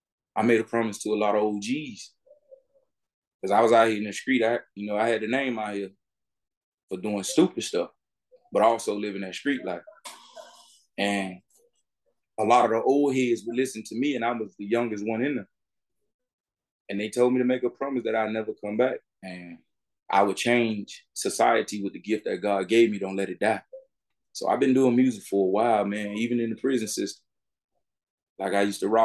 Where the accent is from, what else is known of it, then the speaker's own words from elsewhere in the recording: Miami, Florida, United States; I'm from Miami, Florida, born and raised.